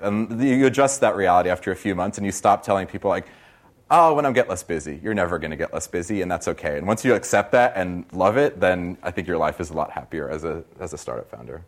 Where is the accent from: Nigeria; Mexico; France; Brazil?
Brazil; now in Silicon Valley, United States; I'm from Brazil originally